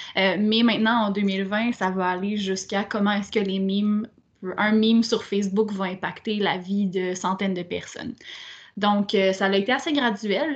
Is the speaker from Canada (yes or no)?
yes; Quebec City, Quebec, Canada; moved away; also born or lived in Montreal; je viens de Québec